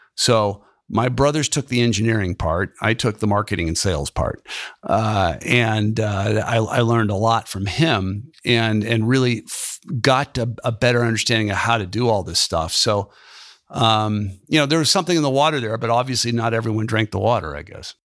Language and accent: English; San Francisco, California, United States; moved away as an adult; now in Columbus, United States; I grew up there